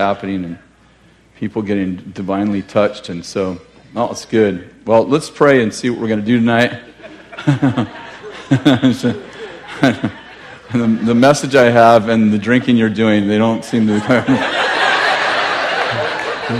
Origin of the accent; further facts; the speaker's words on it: Weaverville, California, United States; We're from Weaverville.